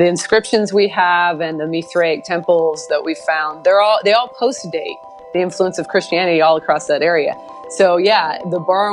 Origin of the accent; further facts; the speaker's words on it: Portland, Oregon, United States; now in Texas, United States; I'm from Portland, Oregon, and I was not raised in church. So if you know anything about the culture in Portland, Oregon, it's very different from where I live now, especially religiously, because I live in Texas